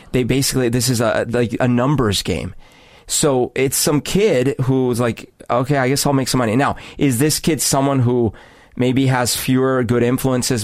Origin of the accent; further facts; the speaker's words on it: Bogotá, Colombia; now in Seattle, United States; growing up in Bogota